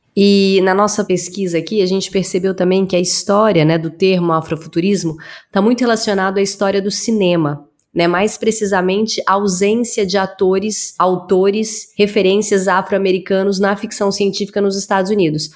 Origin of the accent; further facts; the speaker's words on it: Araguari, Minas Gerais, Brazil; moved away; Eu sou de Minas, do interior de Minas